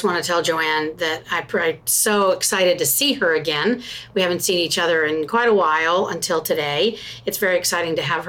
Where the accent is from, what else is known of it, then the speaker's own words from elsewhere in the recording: Georgia, United States; I am from Georgia.